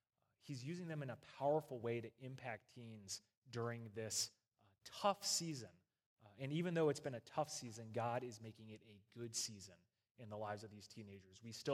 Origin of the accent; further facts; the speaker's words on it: East Coast, United States; So as you guys know, I'm from the East Coast, and they do church a very specific way on the East Coast, out in the hills, all right?